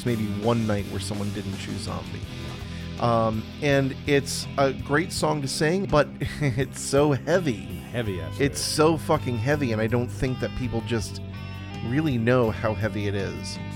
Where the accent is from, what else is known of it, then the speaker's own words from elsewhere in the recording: Ireland; even though I'm Irish, it wasn't me. I didn't do it. Because being Irish, it was quite hard, especially in the UK, when there was so much tension.